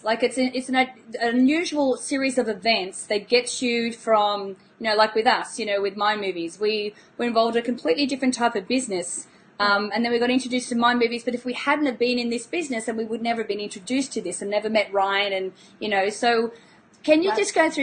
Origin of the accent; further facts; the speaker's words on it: Australia; I'm Australian